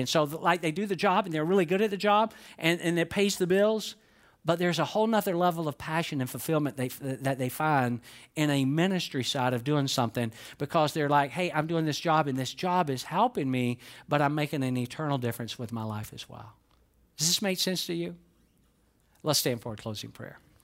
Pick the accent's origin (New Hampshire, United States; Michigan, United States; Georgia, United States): Georgia, United States; I was born in Georgia.